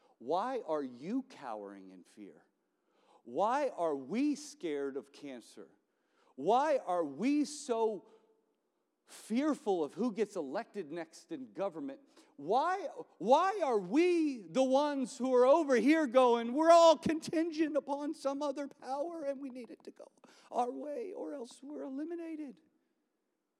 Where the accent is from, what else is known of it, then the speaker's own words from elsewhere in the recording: New Orleans, Louisiana, United States; I'm from New Orleans